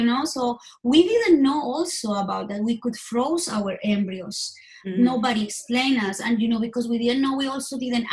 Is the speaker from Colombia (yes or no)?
yes; Colombia; moved away as an adult; now in United States; I was born in Colombia, and I moved here to the States. Actually, it's going to be 18 years ago in February.